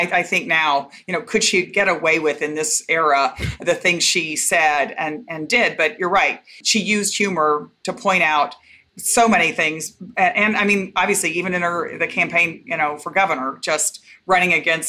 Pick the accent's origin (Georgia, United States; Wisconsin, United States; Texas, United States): Texas, United States; Waco; I grew up in Texas. {S0} Yes. {S1} And I was born in Waco, and mom and dad were from Waco